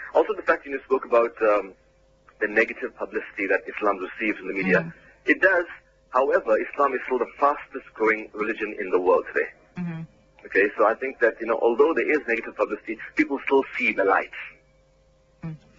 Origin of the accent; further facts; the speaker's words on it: South Africa; I'm a Muslim first, and after that, I'm an Indian South African.